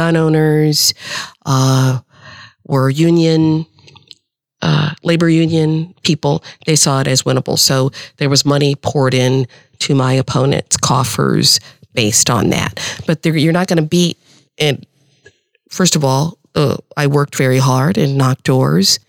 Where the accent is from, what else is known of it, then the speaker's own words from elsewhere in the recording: Omaha, Nebraska, United States; growing up in Omaha